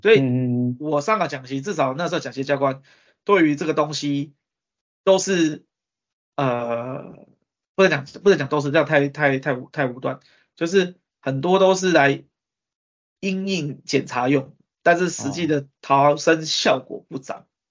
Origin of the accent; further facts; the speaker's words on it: Taiwan; 我们台湾人民贡献给世界了